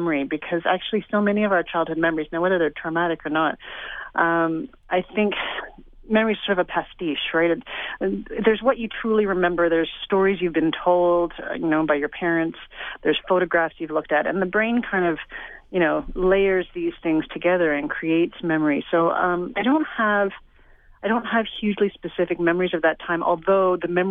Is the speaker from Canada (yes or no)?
yes; Toronto, Ontario, Canada; I grew up in Toronto exactly through those years